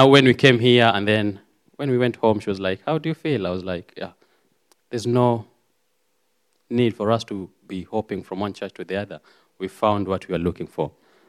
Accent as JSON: {"language": "English", "country": "Kenya", "also_born_or_lived": "Cornwall", "second_language": "English", "moved": "as an adult", "lives_now": "United Kingdom", "said": "as a pastor has said. I'm from Kenya, and I love God. I'm saved."}